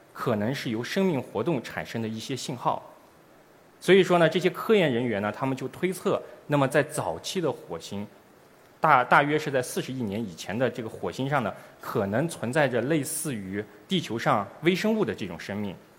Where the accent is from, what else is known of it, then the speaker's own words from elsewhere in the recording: China; 我们中国人将第一次利用我们自己的探测器